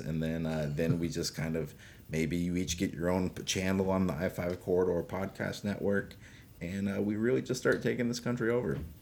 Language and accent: English; Alaska, United States; he and I grew up in Alaska together